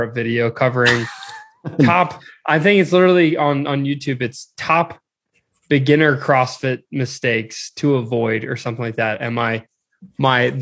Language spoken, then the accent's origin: English; Maryland, United States; I'm from Maryland.